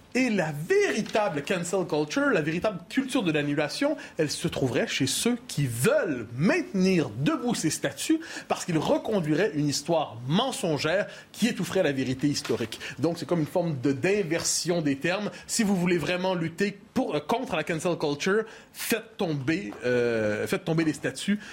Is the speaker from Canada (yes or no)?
yes; Quebec, Canada; Je suis québécois